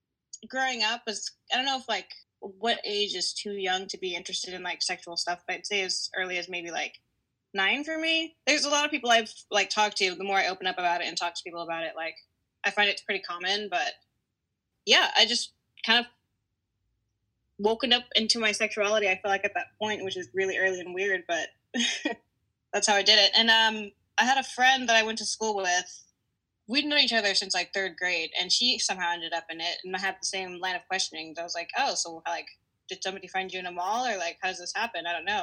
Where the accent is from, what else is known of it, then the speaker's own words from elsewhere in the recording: California, United States; now in Texas, United States; Yeah, well, I am originally from California, from SoCal. And I live out here in Texas. I have been here for a few months. I'm 27